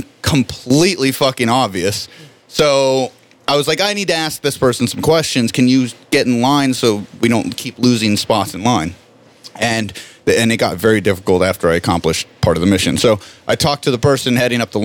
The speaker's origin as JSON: {"language": "English", "town": "Miami", "region": "Florida", "country": "United States", "said": "I'm from Miami"}